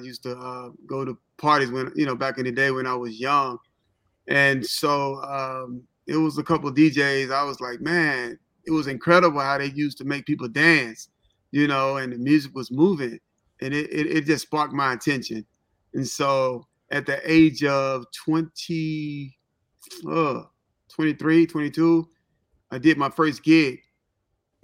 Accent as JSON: {"language": "English", "town": "Memphis", "region": "Tennessee", "country": "United States", "also_born_or_lived": "Holly Springs, Mississippi / Cincinnati, Ohio", "moved": "yes", "lives_now": "Atlanta, United States", "said": "I'm actually from Memphis, Tennessee. Holly Springs, Mississippi is like 30-minute drives from Memphis. That's where I went to school"}